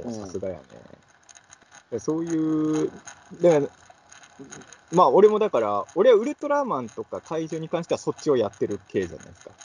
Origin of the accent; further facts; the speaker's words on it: Ibaraki, Japan; 僕、茨城出身の人なんで